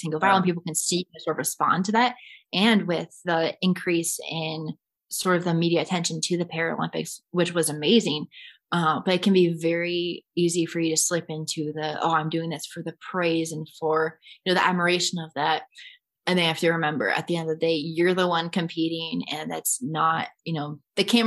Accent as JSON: {"language": "English", "town": "Cedar Rapids", "region": "Iowa", "country": "United States", "tie": "born or raised there", "said": "In Cedar Rapids, my hometown"}